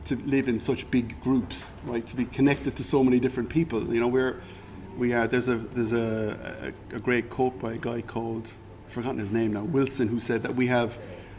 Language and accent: English; Ireland; moved away as an adult; also born or lived in Singapore; now in Algarve, Portugal; I'm Irish, right? Okay. I grew up drinking alcohol